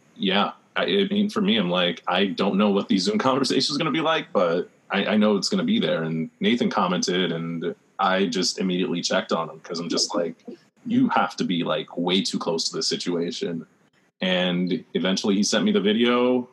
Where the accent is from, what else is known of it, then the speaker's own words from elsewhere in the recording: New York City, New York, United States; I'm from the Rockaways